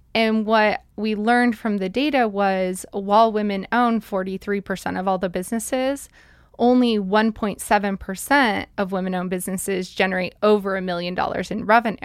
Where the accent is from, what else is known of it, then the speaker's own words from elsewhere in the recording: Billings, Montana, United States; also born or lived in Salt Lake City, Utah; mostly grew up in Billings